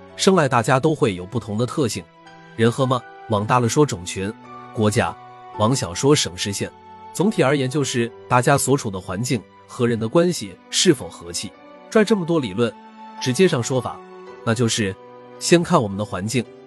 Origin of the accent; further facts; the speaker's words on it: China; 我是中国人